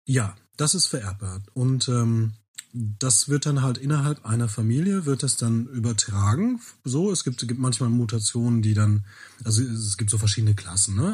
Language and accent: German; Bielefeld, North Rhine-Westphalia, Germany; bin ich in Bielefeld geboren